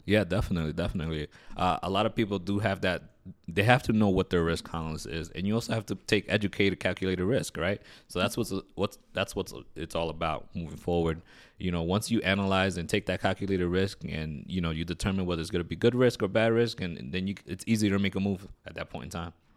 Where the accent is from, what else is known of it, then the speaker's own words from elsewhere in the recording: New York City, New York, United States; I'm originally from New York City. I grew up in uh, in Queens, New York